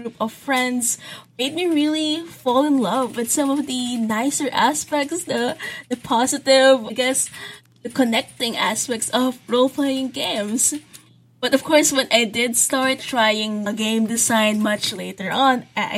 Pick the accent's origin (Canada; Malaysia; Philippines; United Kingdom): Philippines; I am a Filipino game and graphic designer.